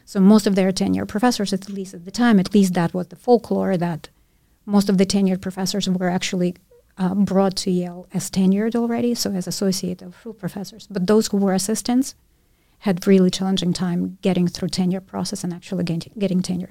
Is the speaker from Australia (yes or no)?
no; Ukraine; first language Russian; English is a second language; moved away; my first language was Russian. I lived in Ukraine, but my nationality was Jewish